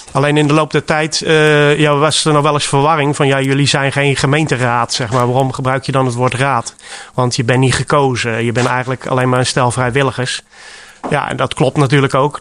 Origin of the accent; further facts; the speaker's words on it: Rotterdam, South Holland, Netherlands; moved away as an adult; now in Giessenburg, Netherlands; Ik kom oorspronkelijk uit Rotterdam. En ik ben eh, op mijn achttiende jaar hier terechtgekomen.